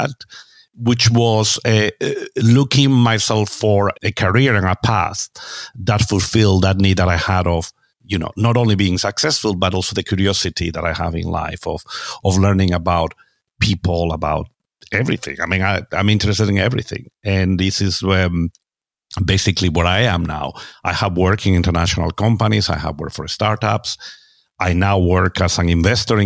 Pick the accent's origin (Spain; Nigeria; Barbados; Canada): Spain; moved away as an adult; also born or lived in United States; now in London, United Kingdom; I'm originally from Spain, although I also have an American passport later in life. I live there. I now live in London